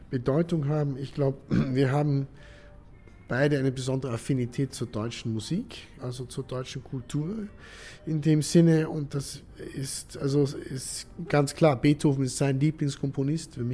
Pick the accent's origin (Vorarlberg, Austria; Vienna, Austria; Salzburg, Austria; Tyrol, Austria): Vienna, Austria; Und Wien ist meine Heimat.